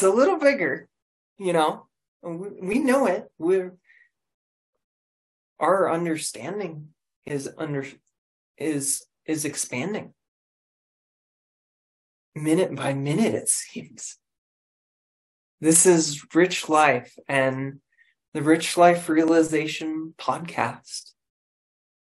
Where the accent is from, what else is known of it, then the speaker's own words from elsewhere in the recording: Colorado, United States; I'm from Colorado. I'm a Colorado native